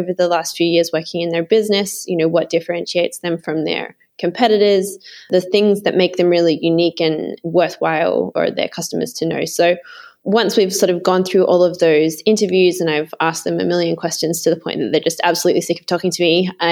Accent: Sydney, New South Wales, Australia; I grew up in Sydney in Australia.

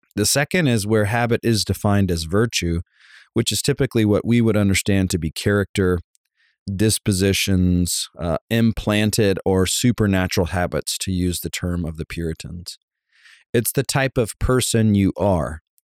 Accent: Savannah, Georgia, United States; I grew up in Savannah, Georgia

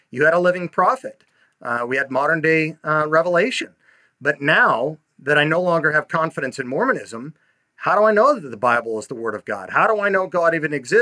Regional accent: Utah, United States; growing up in Utah

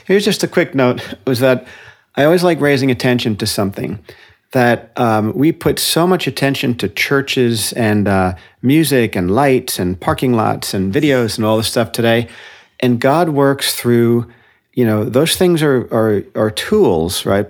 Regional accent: Paramus, New Jersey, United States; moved away as an adult; also born or lived in London, England; now in Santa Cruz, United States; I was raised in Paramus, New Jersey, which is a suburb of New York City.

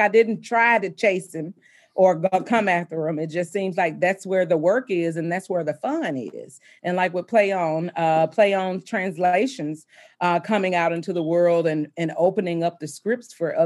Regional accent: the South, United States; I'm from the South and I grew up, my father was a preacher.

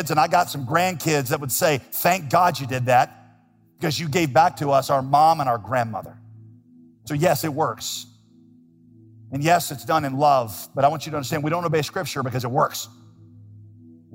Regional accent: Winston-Salem, North Carolina, United States; A church that I grew up in Winston-Salem

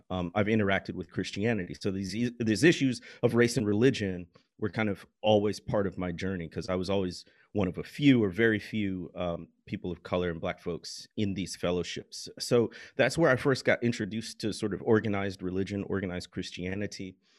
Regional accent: Midwest, United States; I grew up in the Midwest

